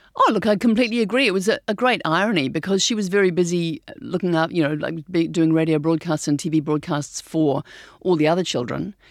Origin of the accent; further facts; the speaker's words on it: New Zealand; We're from New Zealand.